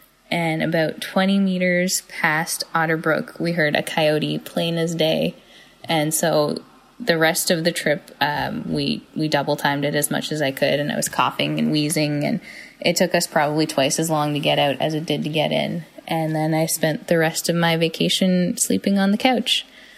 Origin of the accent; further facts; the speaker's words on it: Sydney, Nova Scotia, Canada; I'm from Sydney.